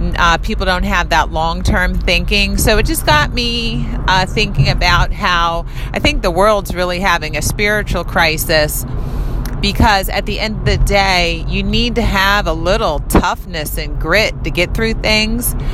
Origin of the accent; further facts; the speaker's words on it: United States; I was born here in America